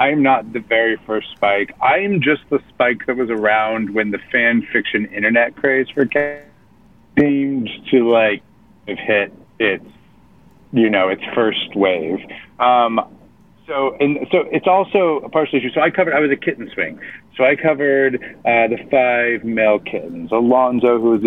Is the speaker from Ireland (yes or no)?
no; California, United States; I grew up in California, so I didn't grow up being able to go see a lot of theater